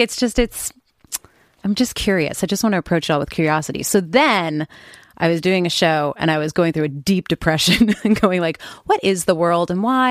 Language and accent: English; Oakland, California, United States; I grew up in Oakland